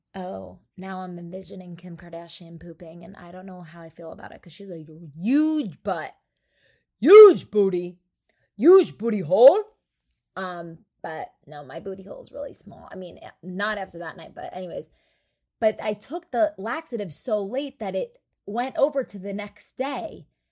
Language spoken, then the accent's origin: English; New Jersey, United States; I'm from Jersey